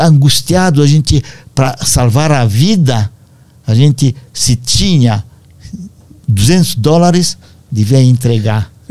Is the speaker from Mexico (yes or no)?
no; Moinești, Romania; Portuguese is a second language; now in Brazil; Quando invadiram meu país natal